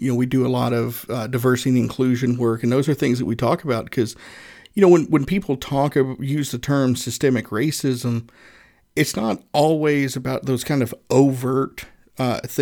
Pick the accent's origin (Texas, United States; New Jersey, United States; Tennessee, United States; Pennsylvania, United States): Tennessee, United States; Northeast; now in Indianapolis, United States; I grew up in Northeast Tennessee